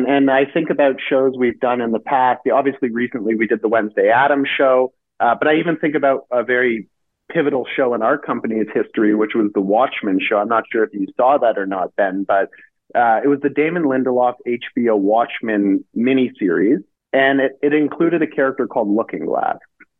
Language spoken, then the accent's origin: English; Canada; Yeah, well, being Canadian